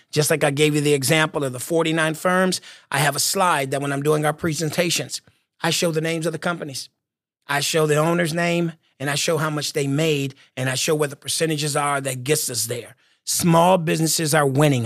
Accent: Michigan, United States; moved away as an adult; also born or lived in Washington, D.C.; my home state of Michigan

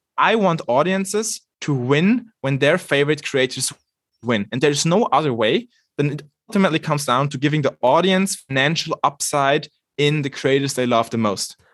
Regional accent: Switzerland; I'm coming from Switzerland, arguably one of the least dysfunctional democracies ever

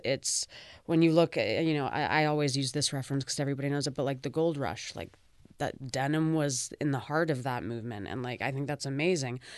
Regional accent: Vancouver, British Columbia, Canada; now in Toronto, Canada; I was born and raised in Vancouver, so I'm a full West Coaster

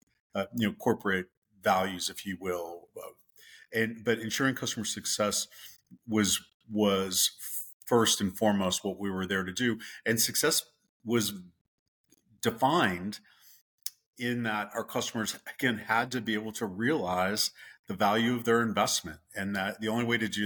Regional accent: the West, United States; moved away as an adult; also born or lived in the South; I grew up in the West and my parents were from the Midwest

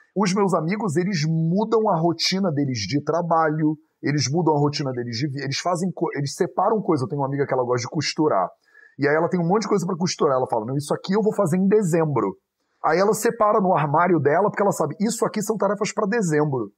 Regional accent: Rio de Janeiro, Brazil; moved away as an adult; also born or lived in India / Europe; eu fui criado no Rio de Janeiro

